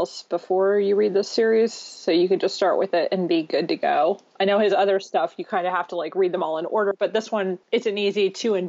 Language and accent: English; Illinois, United States; I'm from Illinois.